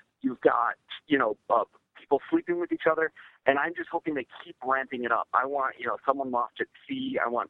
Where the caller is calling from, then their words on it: Los Angeles, California, United States; This is … from L.A.